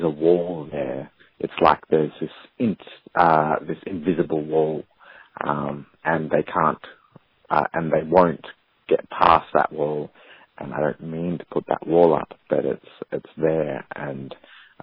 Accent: Australia; I'm from Australia.

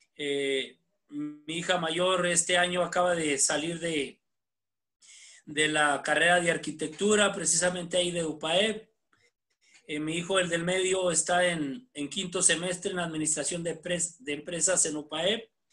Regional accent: Ciudad Camargo, Chihuahua, Mexico; now in Puebla, Mexico; yo soy originario de Ciudad Camargo, Chihuahua

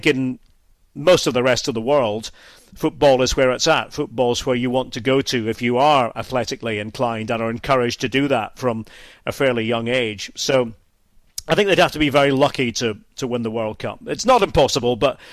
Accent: Scotland, United Kingdom; moved away as an adult; now in Germany; as a Scot

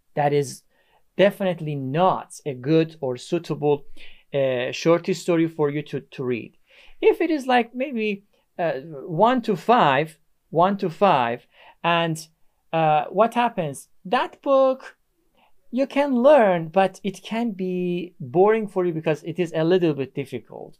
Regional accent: Iran; English is a second language; now in Istanbul, Turkey; I'm from Iran. I live in Istanbul, Turkey.

